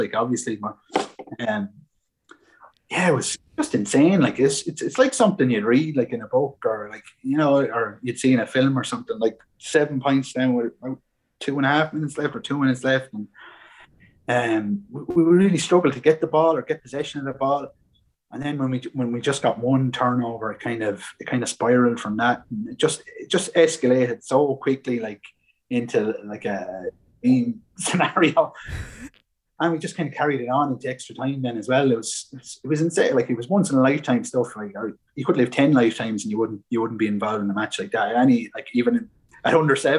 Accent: Baltinglass, Leinster, Ireland; I'm from Wicklow, just from up the road there in Baldingdass.

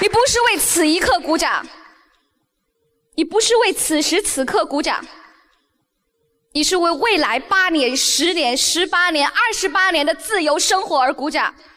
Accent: Beijing, China; 我来自中国，出生在北京，成长在北京

